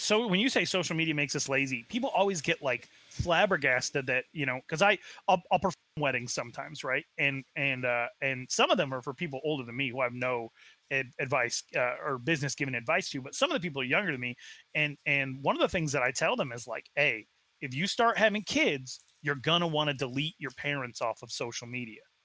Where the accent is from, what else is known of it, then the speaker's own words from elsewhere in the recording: Arizona, United States; I was raised in Arizona, very far away from the reservation.